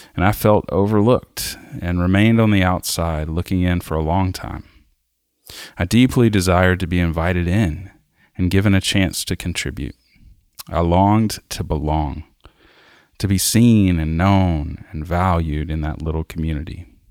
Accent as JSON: {"language": "English", "region": "South Arkansas", "country": "United States", "tie": "born or raised there", "said": "I grew up in South Arkansas"}